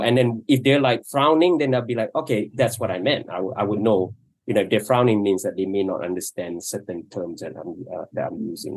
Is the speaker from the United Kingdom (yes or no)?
no; Malaysia; first language Malay; English is a second language; I grew up not speaking English and I grew up speaking in two languages. One is Malay and, or, and, and, and Mandarin because I went to Chinese school